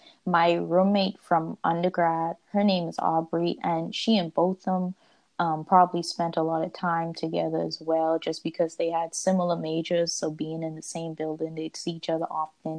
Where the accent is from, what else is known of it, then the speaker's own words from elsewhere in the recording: Bahamas; moved away as an adult; now in Searcy, United States; I am from the Bahamas, and yes, I'm an international student as well